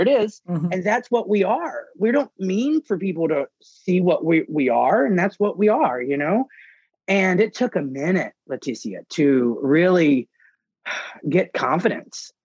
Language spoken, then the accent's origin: English; Mississippi, United States; now in New Orleans, United States; when I was from Mississippi